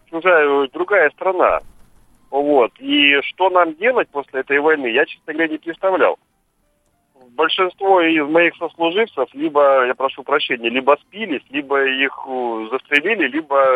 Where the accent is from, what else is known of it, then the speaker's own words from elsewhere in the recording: Odesa, Odesa Oblast, Ukraine; now in Saint Petersburg, Russia; я вообще в Питере живу, родился в Одессе.